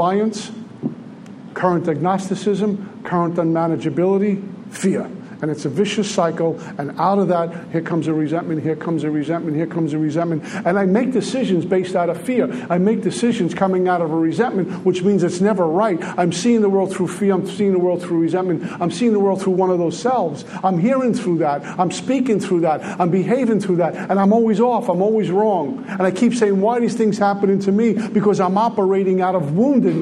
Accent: New York City, New York, United States; I grew up in Red Hook, Brooklyn

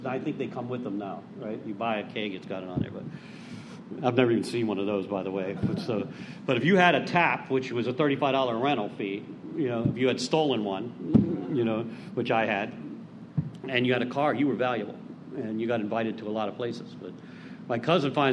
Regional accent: Pittsburgh, Pennsylvania, United States; I'm from Pittsburgh originally

